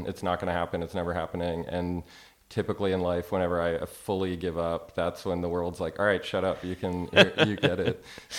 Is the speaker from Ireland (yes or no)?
yes; Ireland; now in Austin, United States; We wrapped last May, and I flew back to Ireland. I'm from Ireland back to Austin where I live